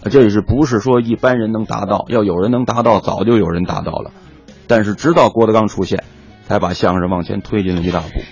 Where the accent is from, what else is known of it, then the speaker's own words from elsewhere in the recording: Tianjin, China; 我呢，从小在天津呐